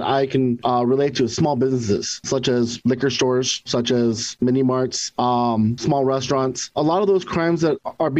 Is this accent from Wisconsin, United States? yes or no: no; Huntington Beach, California, United States; moved away as an adult; also born or lived in Los Angeles, California / Maryland / Virginia; now in Washington, D.C. area, United States; I grew up in Huntington Beach, or in Orange County